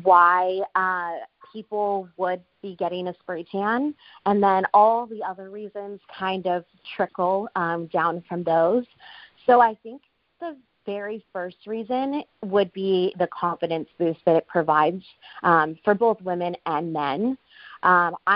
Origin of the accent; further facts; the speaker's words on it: Southern California, United States; moved away as an adult; now in Phoenix, United States; my hometown in Southern California